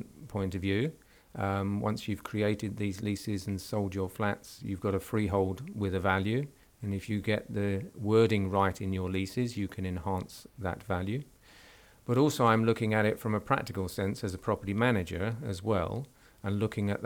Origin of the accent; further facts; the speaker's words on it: London, United Kingdom; now in Southampton, United Kingdom; we're down in Southampton, because historically I'm a Londoner